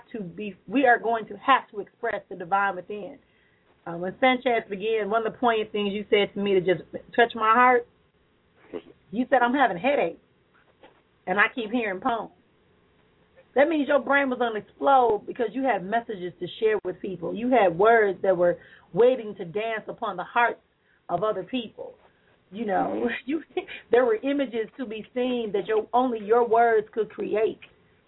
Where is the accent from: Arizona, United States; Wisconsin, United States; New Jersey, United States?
Wisconsin, United States; Milwaukee; There used to be a radio show here in my hometown of Milwaukee.